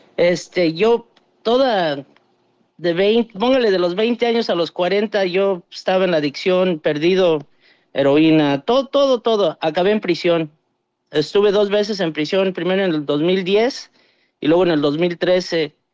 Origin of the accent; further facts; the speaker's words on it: Dallas, Texas, United States; also born or lived in Mexico; crecí yo aquí en Dallas, pero pues mi corazón está allá en, en México